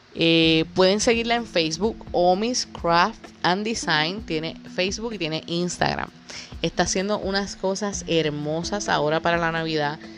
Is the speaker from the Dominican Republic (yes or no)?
no; Puerto Rico; Puerto Rico, que es de donde yo soy